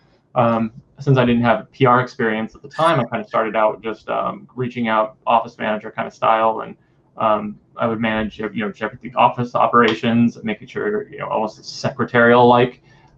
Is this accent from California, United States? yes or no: yes; California, United States; that I was from the Bay Area.